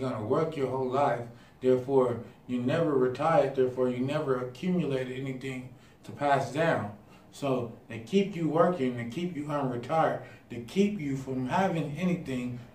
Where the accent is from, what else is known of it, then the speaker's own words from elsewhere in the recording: Pasadena, California, United States; moved away; also born or lived in Idaho; growing up in Pasadena